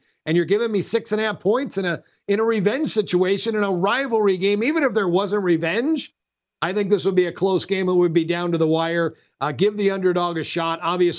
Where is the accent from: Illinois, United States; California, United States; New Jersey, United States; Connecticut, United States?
New Jersey, United States; I'm from New Jersey